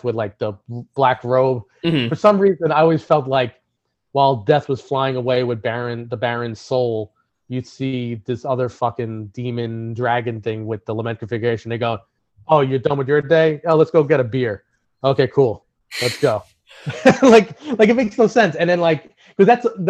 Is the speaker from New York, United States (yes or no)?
yes; New York City, New York, United States; growing up in Brooklyn